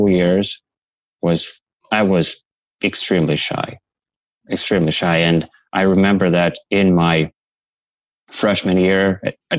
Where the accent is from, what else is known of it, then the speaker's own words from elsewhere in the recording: Russia; now in Toronto, Canada; I grew up back in the Soviet Union, USSR, in Russia, but Russia was a part of the USSR back then.